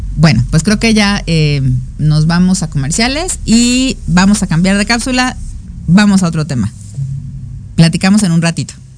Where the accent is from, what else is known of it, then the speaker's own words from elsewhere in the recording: Mexico; yo también soy mexicana